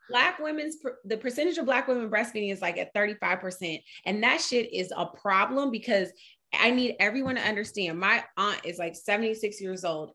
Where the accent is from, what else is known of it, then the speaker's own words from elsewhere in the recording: New York, United States; moved away; also born or lived in California; I'm a New Yorker and I've lived in Cali.